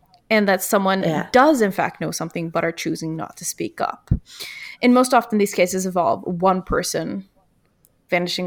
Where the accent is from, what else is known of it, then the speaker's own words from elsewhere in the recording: Virginia, United States; I grew up in Virginia, and that is the state above North Carolina